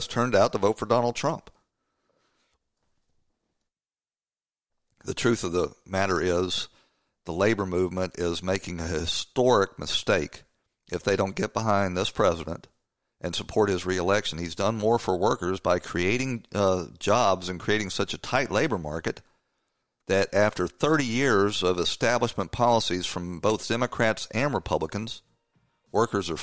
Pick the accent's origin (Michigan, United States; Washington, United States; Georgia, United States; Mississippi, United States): Georgia, United States; Atlanta; when I was growing up in Atlanta